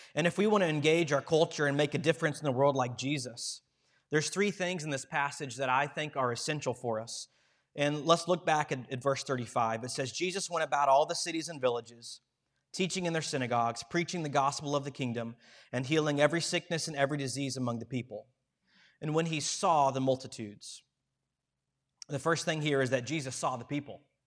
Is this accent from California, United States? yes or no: no; Madison Heights, Virginia, United States; I grew up down in Madison Heights, Virginia